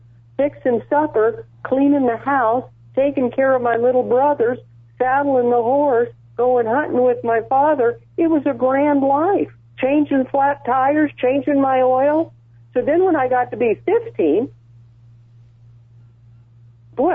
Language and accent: English; Wyoming, United States; I grew up in Wyoming, where we can work